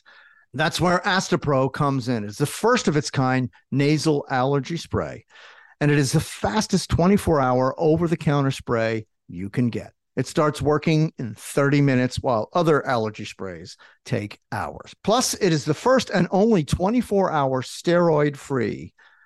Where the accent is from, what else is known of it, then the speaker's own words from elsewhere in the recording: New Jersey, United States; also born or lived in Philadelphia, Pennsylvania; raised in Jersey, went to Rutgers